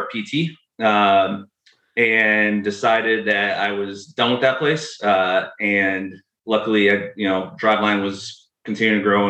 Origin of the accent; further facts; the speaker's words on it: Western New York, United States; moved away as an adult; now in Seattle, United States; I grew up in Western New York, moved out to Seattle after I graduated